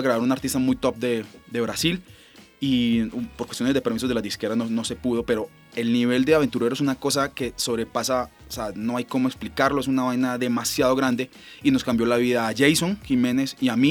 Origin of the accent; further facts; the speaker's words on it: Colombia; como colombianos